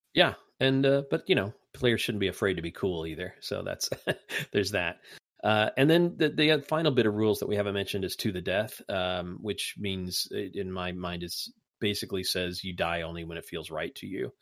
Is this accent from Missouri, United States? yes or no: no; Indiana, United States; accent: Hoosier; my Hoosier accent